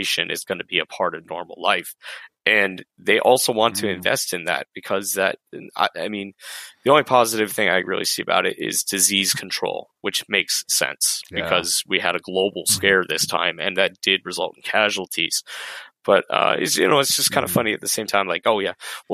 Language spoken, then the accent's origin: English; Colorado, United States; moved away; I actually was born and raised in Colorado